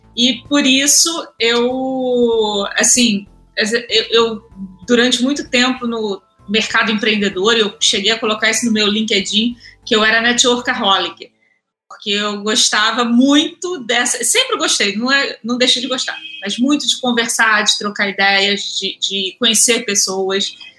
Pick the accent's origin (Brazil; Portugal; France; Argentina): Brazil; Rio de Janeiro; eu sou carioca, tenho 35 anos é, sou nascida e criada no subúrbio do, do Rio